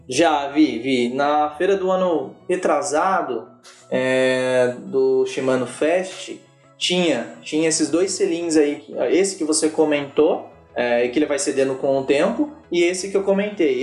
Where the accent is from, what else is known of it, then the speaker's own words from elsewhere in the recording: Sengés, Paraná, Brazil; a cidade de Sem Paraná, onde eu nasci